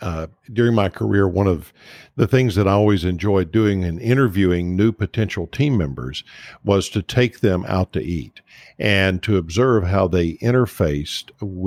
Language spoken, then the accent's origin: English; the South, United States; I was born and raised in the South